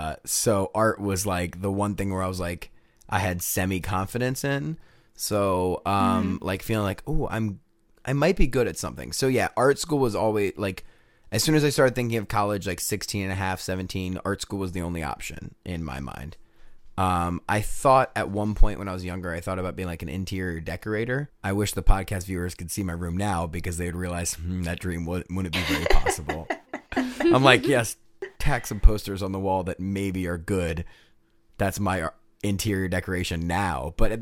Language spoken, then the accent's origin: English; Newport News, Virginia, United States; Oh, I grew up in Newport News, Virginia. You might know it for literally nothing. It's between...